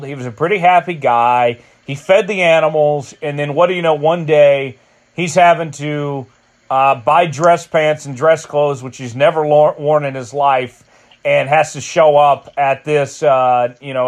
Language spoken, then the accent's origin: English; Oklahoma, United States; my home state